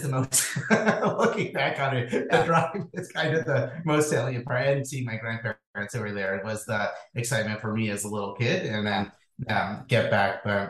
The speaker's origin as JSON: {"language": "English", "area": "Hudson Valley", "region": "New York", "country": "United States", "tie": "born or raised there", "moved": "yes", "said": "I grew up in New York State, about halfway between New York City and Albany."}